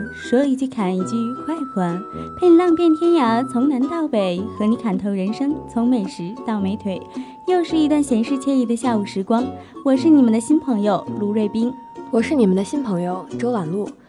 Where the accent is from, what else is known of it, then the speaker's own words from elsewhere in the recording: Harbin, Heilongjiang, China; 作为一个哈尔滨人